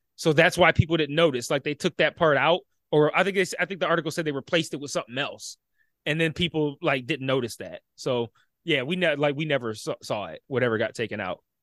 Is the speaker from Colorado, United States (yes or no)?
no; Detroit, Michigan, United States; I grew up in Detroit.